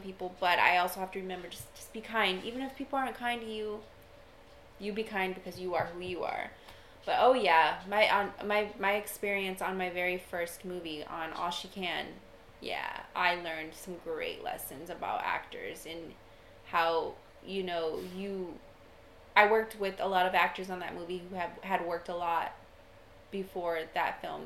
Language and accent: English; Austin, Texas, United States; I grew up in Austin